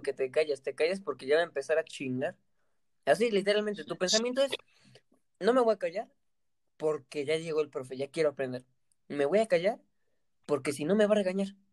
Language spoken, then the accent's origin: Spanish; Mexico; nosotros somos mexicanos.